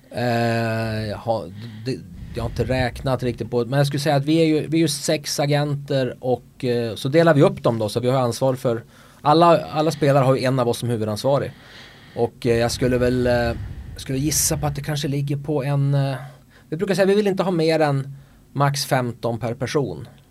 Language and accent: Swedish; Örnsköldsvik, Västernorrland County, Sweden; accent: Norrland; also born or lived in Markaryd / Barcelona; now in Köping, Sweden; Jag kommer från Foppaland, eh, Övik.